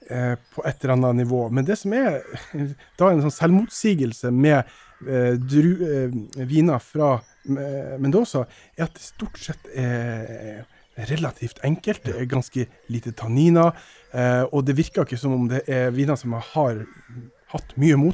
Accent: Skudeneshavn, Rogaland, Norway; now in Bergen, Norway; Jeg er fra Karmøy nå. Skudeneshavn.

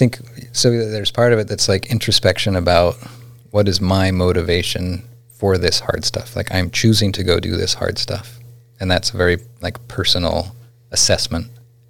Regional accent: McGrath, Alaska, United States; And it could be that I grew up in McGrath and didn't learn how to swim.

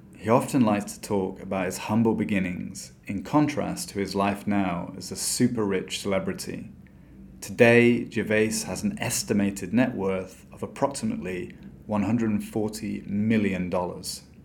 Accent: England, United Kingdom; moved away as an adult; now in Brazil; that I am British

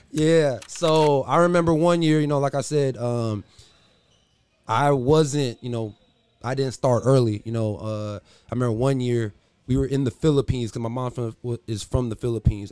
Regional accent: San Diego, California, United States; also born or lived in Los Angeles, California; I'm from San Diego. I came to Oskaloosa, Iowa to play basketball

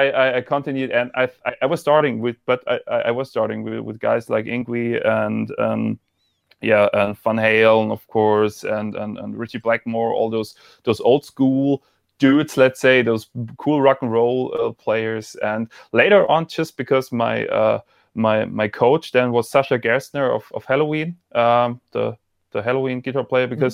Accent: Freiburg, Baden-Württemberg, Germany; English is a second language; oh you can also talk German to me I'm from Freiburg

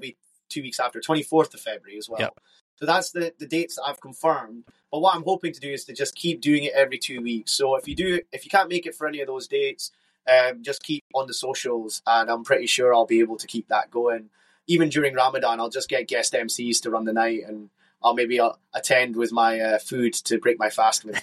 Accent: Scotland, United Kingdom; I'm from Scotland

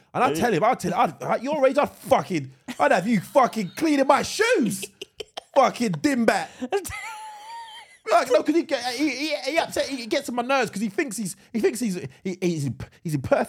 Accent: London, United Kingdom; moved away; We both live away from home, but we're both from London.

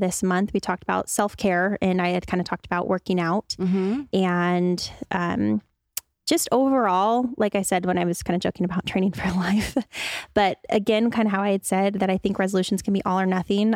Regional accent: Spokane, Washington, United States; I grew up in Spokane.

